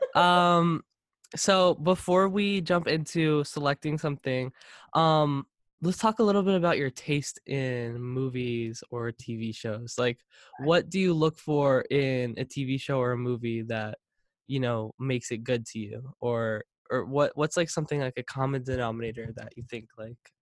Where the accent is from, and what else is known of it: Long Island, New York, United States; born or raised there; moved away as an adult; now in California, United States